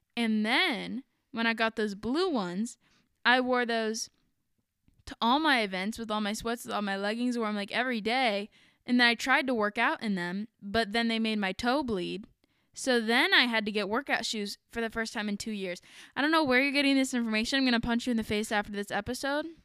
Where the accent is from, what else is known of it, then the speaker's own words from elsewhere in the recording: Ohio, United States; we're from Ohio